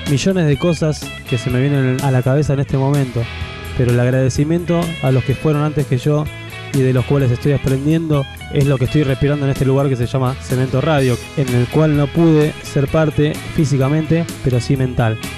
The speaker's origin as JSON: {"language": "Spanish", "region": "Buenos Aires", "country": "Argentina", "lives_now": "La Matanza, Argentina", "said": "No, no, yo soy de Buenos Aires."}